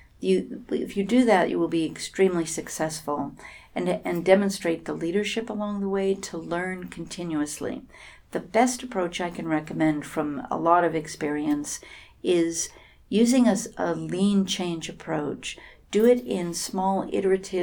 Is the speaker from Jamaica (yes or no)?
no; San Francisco, California, United States; I'm from Silicon Valley, San Francisco